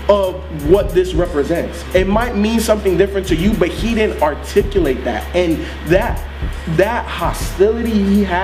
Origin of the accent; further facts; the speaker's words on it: Miami, Florida, United States; also born or lived in Chicago; know, I was born in Chicago. I was raised in Miami.